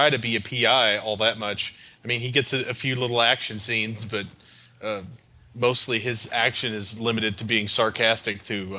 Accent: Louisville, Kentucky, United States; my hometown of Louisville

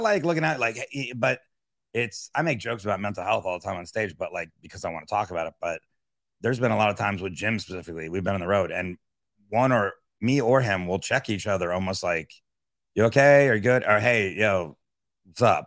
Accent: Miami, Florida, United States; also born or lived in upstate New York; I'm from Miami

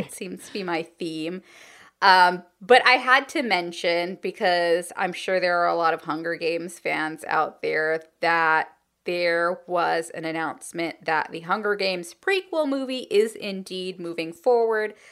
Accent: California, United States; as a Californian

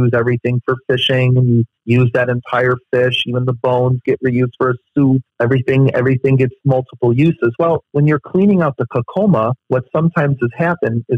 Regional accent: Chicago, Illinois, United States; I'm from Chicago

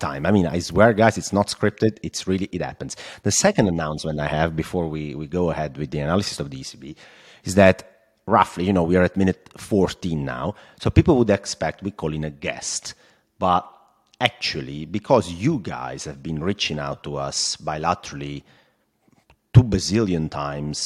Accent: Italy; accent: Italian; English is a second language; my Italian accent

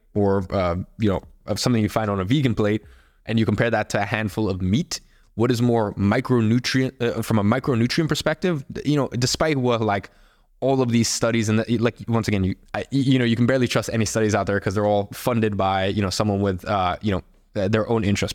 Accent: Russia; I'm from Russia

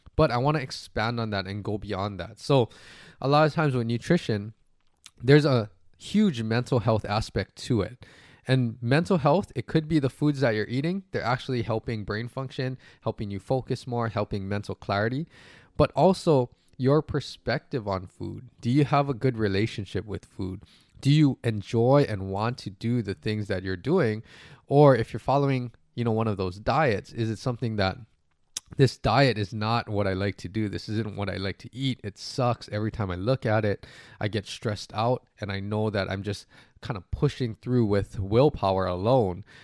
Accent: Hawaii, United States; moved away; also born or lived in US mainland; I'm from Hawaii

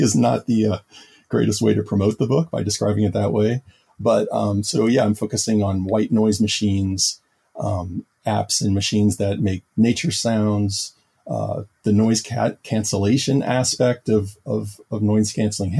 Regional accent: New Orleans, Louisiana, United States; moved away as an adult; also born or lived in Taiwan; I'm originally from New Orleans, Louisiana

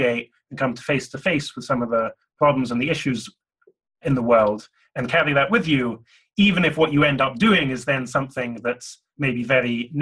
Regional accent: Glasgow, Scotland, United Kingdom; I grew up in Glasgow in Scotland.

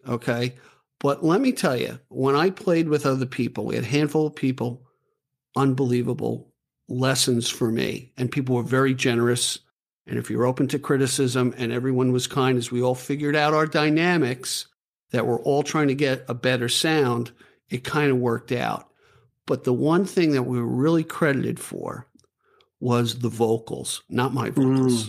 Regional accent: New York, United States; I'm from New York, so we, we talk kind of rough

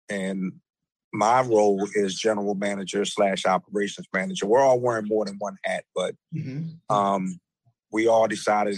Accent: Baltimore, Maryland, United States; I'm from Baltimore, Maryland. Grew up in Northeast Baltimore, not too far from Morgan State University

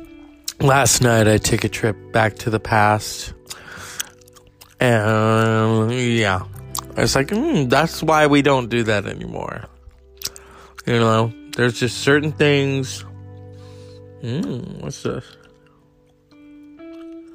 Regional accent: California, United States; I'm from California

